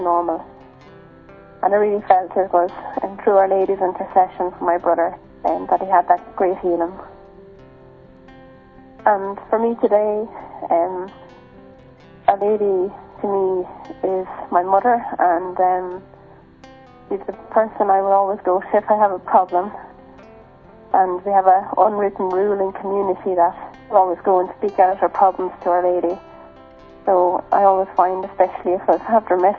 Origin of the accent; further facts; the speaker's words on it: Ireland; I'm 29, and I'm from Ireland.